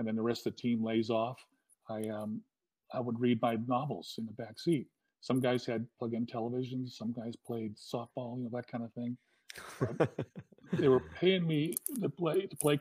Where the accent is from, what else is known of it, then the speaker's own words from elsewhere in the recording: Southern California, United States; also born or lived in Hawaii; I'm from Southern California